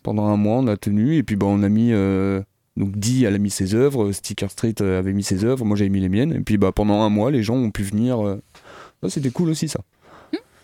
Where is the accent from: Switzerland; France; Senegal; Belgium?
France; Sillé-le-Guillaume, Pays de la Loire; je suis originaire de Sille guillaume